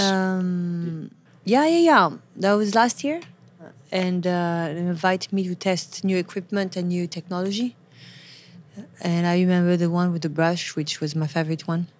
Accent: Paris, Île-de-France, France; English is a second language; moved away as an adult; now in New York City, United States; I'm from Paris, born and raised.

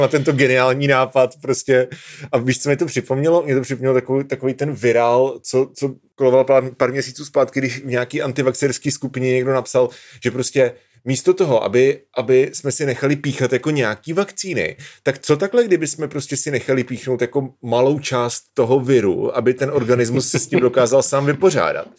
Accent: Svitavy, Pardubice Region, Czechia; moved away as an adult; also born or lived in Brno / Hrušovany u Brna; do světa jsme se stěhovali, až když mě byly dva roky, protože máma dostala práci ve světavské nemocnici

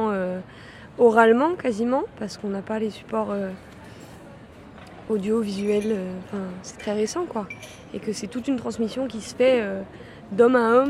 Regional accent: Lyon, Auvergne-Rhône-Alpes, France; j'ai 23 ans, euh, je suis de Lyon à la base.

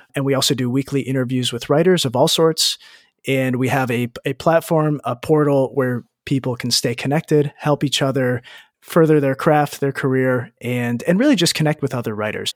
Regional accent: United States; moved away as an adult; I grew up in the States

